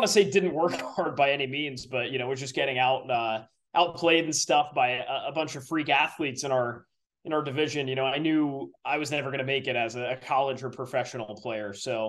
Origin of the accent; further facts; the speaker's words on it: Southern Connecticut, United States; I grew up in a small town in Southern Connecticut